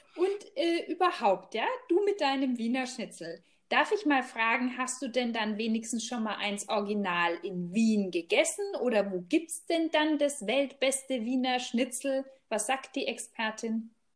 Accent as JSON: {"language": "German", "country": "Germany", "said": "bei uns in Deutschland"}